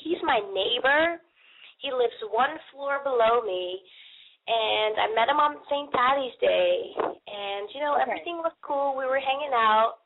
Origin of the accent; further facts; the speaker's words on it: Netherlands; moved away as an adult; now in Charlotte, United States; I moved here to be with someone. I'm from Holland